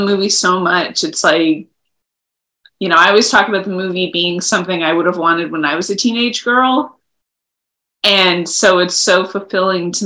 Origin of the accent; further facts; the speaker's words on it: Los Angeles, California, United States; moved away as an adult; also born or lived in Ithaca, New York; I grew up in Los Angeles, surrounded by movies